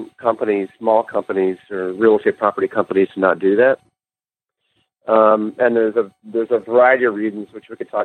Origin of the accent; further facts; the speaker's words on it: Los Angeles, California, United States; also born or lived in San Diego, United States; I grew up in L.A.